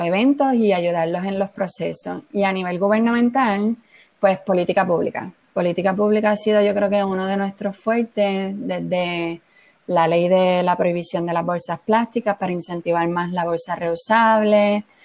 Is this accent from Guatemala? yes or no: no; Puerto Rico; como puertorriqueños